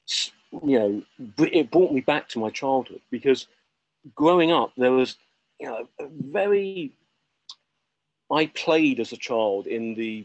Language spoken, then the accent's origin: English; Essex, East of England, United Kingdom; also born or lived in Cornwall; where I grew up in Essex, of the little town I was